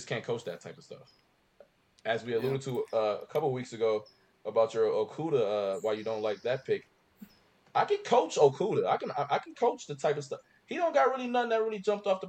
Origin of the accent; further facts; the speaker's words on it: Ohio, United States; I'm from Ohio, so I watched a lot of Ohio State as well.